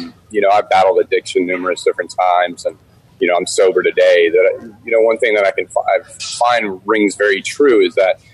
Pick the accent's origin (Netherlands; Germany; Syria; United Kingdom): Germany; also born or lived in Washington, D.C., United States; as a kid, we traveled a lot, you know, growing up in Germany and then DC.